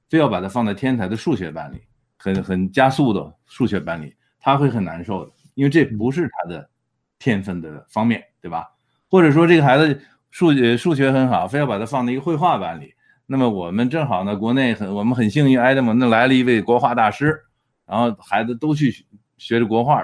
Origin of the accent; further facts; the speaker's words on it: China; now in Edmonton, Canada; 我们中国人